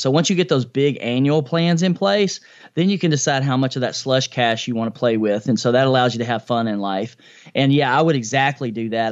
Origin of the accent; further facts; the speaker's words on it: Nashville, Tennessee, United States; I grew up in a low-income family here in East Nashville, in Nashville, Tennessee, my hometown, which I still live in.